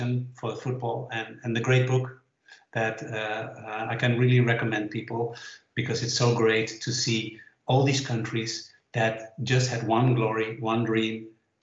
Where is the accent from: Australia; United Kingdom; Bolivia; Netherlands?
Netherlands; I said, the Netherlands